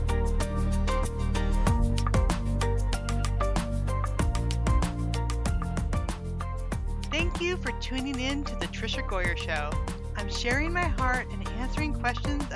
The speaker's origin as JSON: {"language": "English", "town": "Weed", "region": "California", "country": "United States", "tie": "born or raised there", "also_born_or_lived": "Montana", "moved": "as an adult", "lives_now": "Arkansas, United States"}